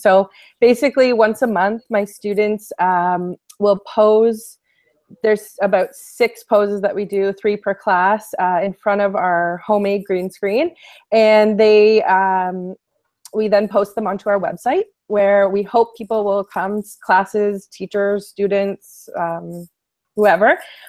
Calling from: Toronto, Ontario, Canada; I'm broadcasting here from Toronto today.

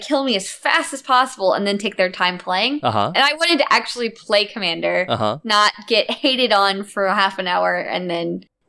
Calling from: St. Louis, Missouri, United States; St. Louis, Missouri.

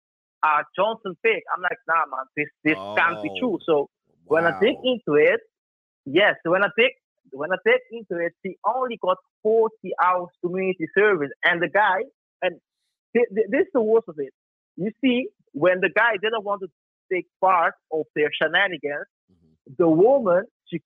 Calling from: Netherlands; I'm calling from the Netherlands, by the way.

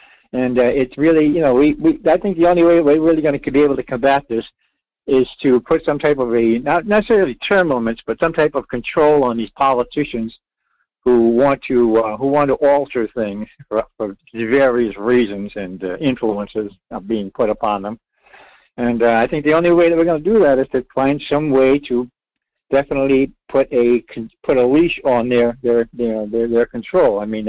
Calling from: Rhode Island, United States; Yes, I did.

